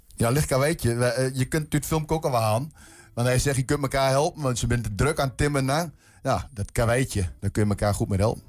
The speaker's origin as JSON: {"language": "Dutch", "area": "Twente", "region": "Overijssel", "country": "Netherlands", "said": "bij ons in Twente"}